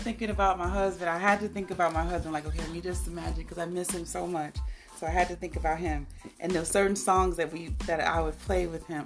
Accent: Chicago, Illinois, United States; moved away; also born or lived in Nigeria; I'm from Chicago.

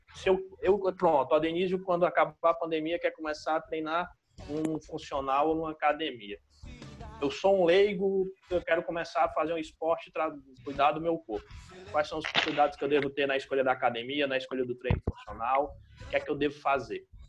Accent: Brazil; a gente, como brasileiro

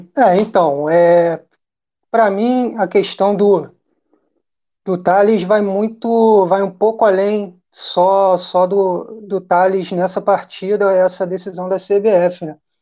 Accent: Rio de Janeiro, Brazil; moved away as an adult; now in Niterói, Brazil; falo de Niterói, sou carioca da gema mesmo, pulei para Niterói tem pouco tempo

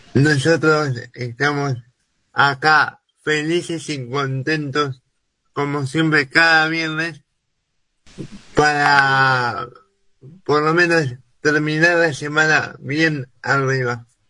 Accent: Argentina; nos identifique como argentinos

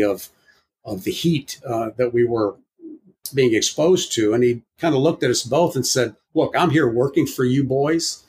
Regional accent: United States; we were born in the United States, we're American citizens

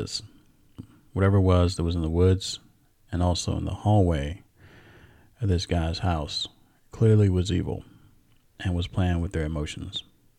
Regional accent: Iowa, United States; I am from Iowa, and the winters here get cold at night.

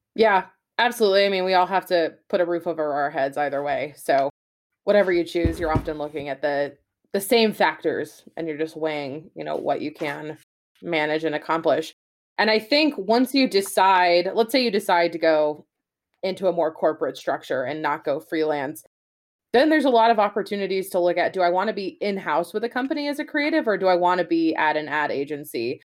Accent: West Coast, United States; moved away as an adult; also born or lived in New Hampshire / Boston; I'm from the West Coast

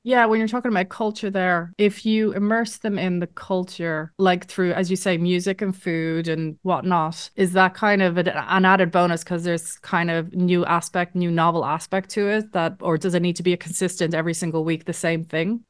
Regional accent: Ireland; moved away as an adult; now in Netherlands; I was raised in Ireland

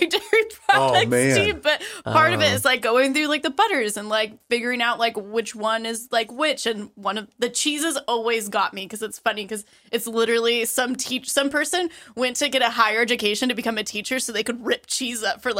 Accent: Patterson, California, United States; I'm from Patterson. Like it is country central.

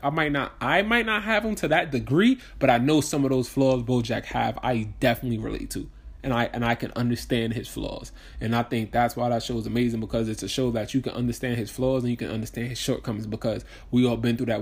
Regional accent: New York, United States; moved away; also born or lived in New Jersey; I'm from New York

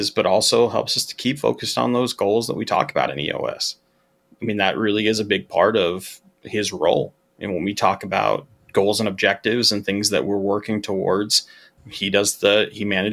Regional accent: Utah, United States; I grew up in Utah

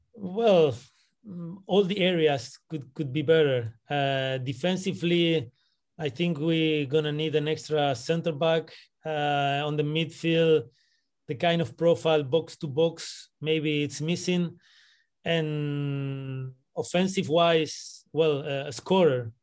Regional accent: Buenos Aires, Argentina; also born or lived in Santiago, Chile / Brussels, Belgium; now in Washington, D.C., United States; I'm coming from Buenos Aires. That's where I was born. I've been living in Santiago de Chile. I've been living in Brussels

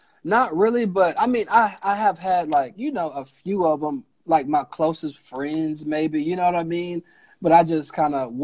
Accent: Hinesville, Georgia, United States; moved away; I'm born and raised in Hinesville, Georgia.

